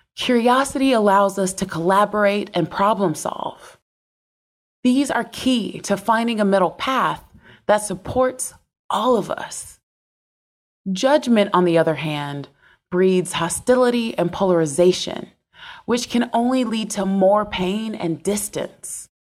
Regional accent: the South, United States; I was born into poverty in the South.

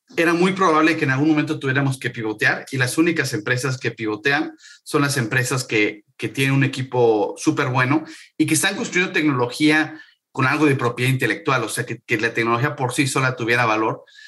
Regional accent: Mexico City, Mexico; moved away as an adult; now in San Francisco, United States; yo soy mexicano, como sabes, nací, nací en el DF, tuve varios negocios, algunos exitosos, algunos no exitosos, en México. Y en el 2015 me vine a vivir a San Francisco

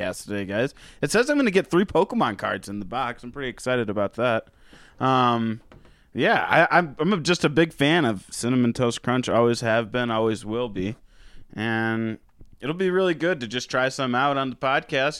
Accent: United States; also born or lived in Florida; I'm an American

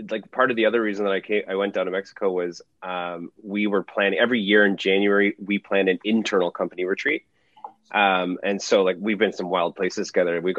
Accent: Toronto, Ontario, Canada; Born and raised in Toronto.

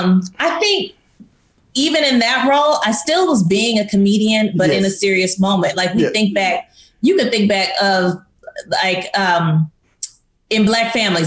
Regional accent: East St. Louis, Illinois, United States; I grew up in East St. Louis.

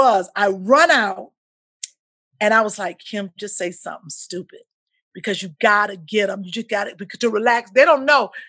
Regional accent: Midwest, United States; So growing up, and then growing up in the Midwest, as you know, it was just a good life.

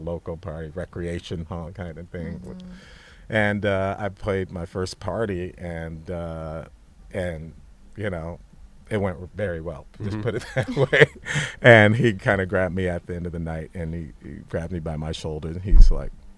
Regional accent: Santa Monica, California, United States; I grew up a skater in Santa Monica.

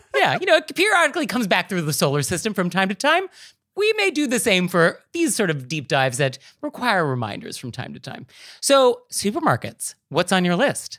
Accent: West Coast, United States; now in New York City, United States; I grew up on the West Coast, I moved to New York City.

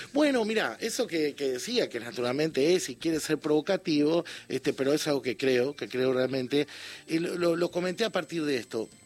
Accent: Uruguay; yo con gran alegría como uruguayo

